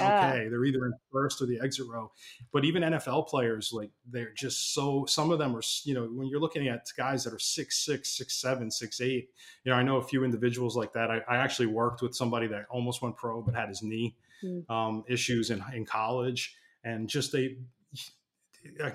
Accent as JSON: {"language": "English", "region": "New York", "country": "United States", "moved": "yes", "lives_now": "Raleigh, United States", "said": "I'm a New Yorker by trade."}